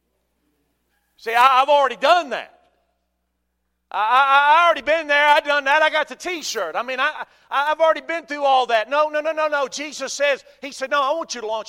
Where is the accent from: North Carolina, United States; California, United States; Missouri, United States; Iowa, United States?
North Carolina, United States; Durham; I was born in Durham and we went to church there when I was 3 years old. I've been going to church there for 50 years